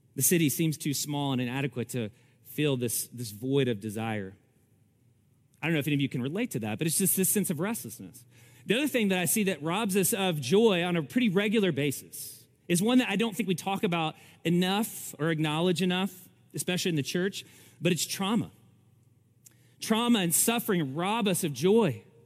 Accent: Kentucky, United States; Almost every day I spent in the creeks growing up in Kentucky

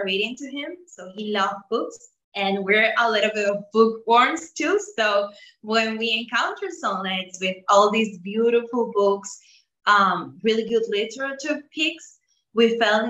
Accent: Dominican Republic; also born or lived in United States; we are from the Dominican Republic. We live in the city of Santo Domingo

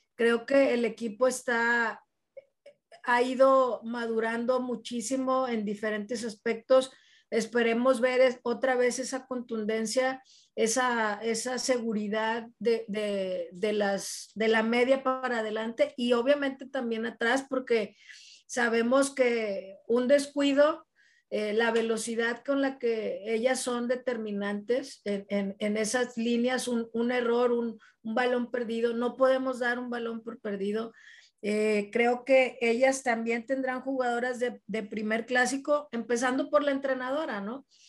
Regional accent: Monterrey, Nuevo León, Mexico; como regios

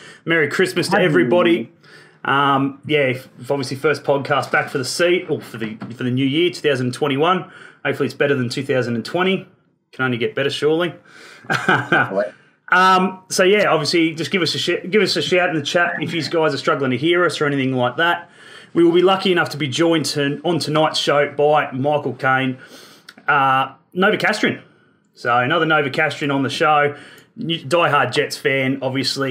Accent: Newcastle, New South Wales, Australia; moved away as an adult; now in Melbourne, Australia; born and bred in Newcastle, obviously living in Melbourne these days.

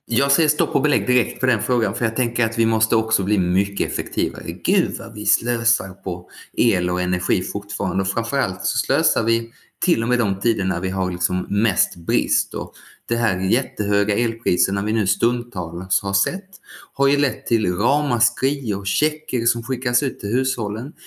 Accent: Skåne, Sweden; när jag var liten och bodde i Skåne

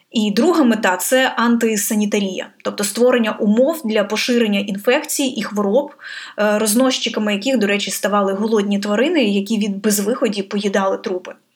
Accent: Irpin, Kyiv Oblast, Ukraine; в моєму рідному місті Ірпіні

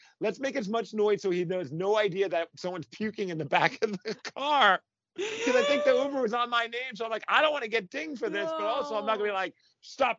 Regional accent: New York City, New York, United States; moved away as an adult; now in Seattle, United States; I grew up in New York and Brooklyn

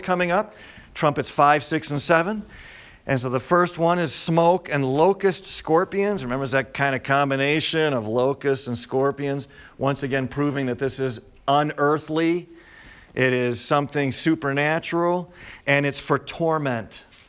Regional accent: Chicago, Illinois, United States; I grew up in Chicago

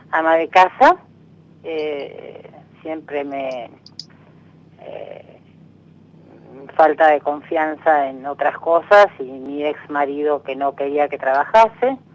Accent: San Isidro, Buenos Aires Province, Argentina; soy de acá de San Isidro.

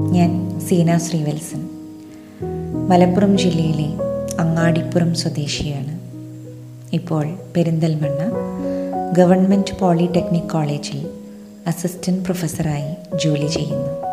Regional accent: Valluvanad, Kerala, India; പൂരം ഞങ്ങൾ വള്ളുവനാട്ടുകാരുടെ ഏറ്റവും വലിയ ഉത്സവമാണ്

